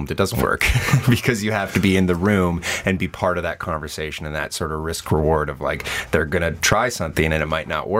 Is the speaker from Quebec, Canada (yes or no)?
yes; Montreal, Quebec, Canada; now in Toronto, Canada; I'm from Montreal and we do a lot of narrative improv out there